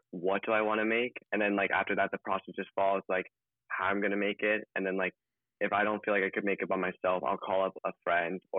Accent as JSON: {"language": "English", "town": "Los Angeles", "region": "California", "country": "United States", "tie": "born or raised there", "said": "17. I was born and raised in Los Angeles."}